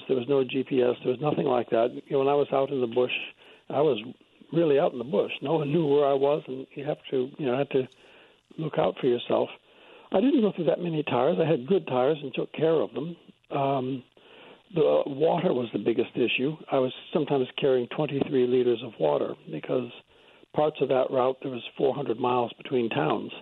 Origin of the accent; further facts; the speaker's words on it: New Hampshire, United States; moved away as an adult; also born or lived in Australia; now in United Kingdom; I grew up in New Hampshire, but I emigrated to Australia many, many years ago. And spent most of my life there until I came to Britain a few years ago.